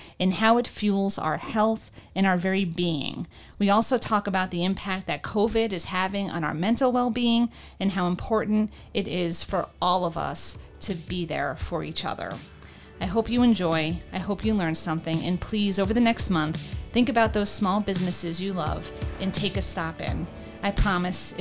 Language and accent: English; New York City, New York, United States; moved away as an adult; now in Northeast Pennsylvania, United States; my time growing up in New York and visiting since I've moved away